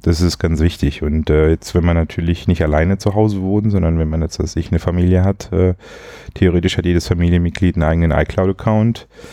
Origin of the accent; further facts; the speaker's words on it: Swabia, Baden-Württemberg, Germany; ich als Schwabe